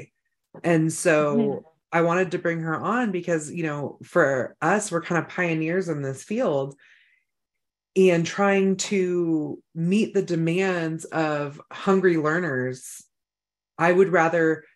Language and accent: English; Northern California, United States; now in North Idaho, United States; we're from Northern California